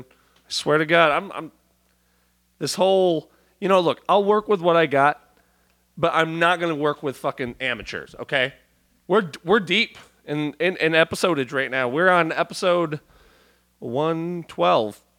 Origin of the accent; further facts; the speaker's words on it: Milan, Lombardy, Italy; I did like a helicopter tour out where we grew up in Milan